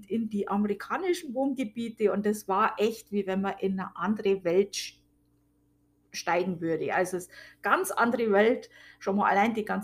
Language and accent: German; Amberg, Bavaria, Germany; born there; Also meine Geburtsstadt ist Amberg. Ähm, Amberg in der Oberpfalz war auch mal die Hauptstadt der Oberpfalz.